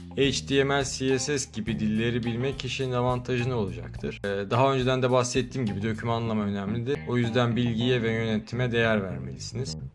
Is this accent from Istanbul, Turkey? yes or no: yes; Istanbul, Turkey; moved away as an adult; also born or lived in Vienna, Austria; now in Austria; İstanbul doğumluyum. Üniversite okumak için yıllar önce Avusturya'ya geldim